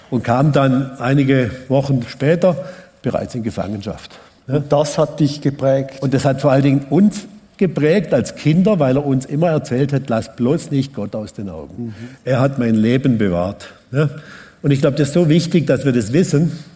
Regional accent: Baden-Württemberg, Germany; ich bin mit sieben Geschwistern aufgewachsen und auf dem Hof im Hotzewald, also wegen dem Rie. Wir schauen eigentlich von meinem Haus aus, wenn ich aufgewachsen bin, direkt in die Schweizer Alpen.

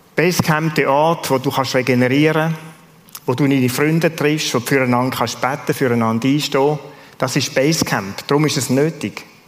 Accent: Switzerland; als Schweizer

